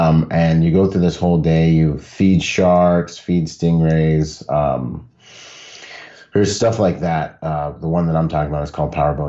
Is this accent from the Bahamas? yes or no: yes; Bahamas; And growing up in the Bahamas, we lived in the water. Like, you weren't even cool if you couldn't dance or swim growing up. Like, you'd never have a girlfriend on the island, you know?